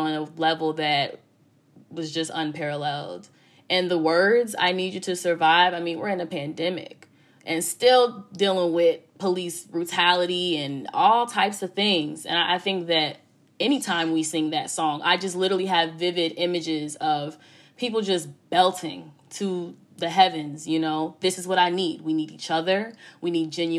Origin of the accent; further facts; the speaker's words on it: Chicago, Illinois, United States; I'm from the South Side